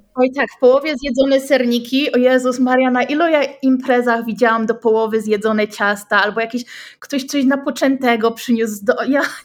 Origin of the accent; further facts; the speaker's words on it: Poland; moved away as an adult; also born or lived in Kraków; now in Australia; jestem z Polski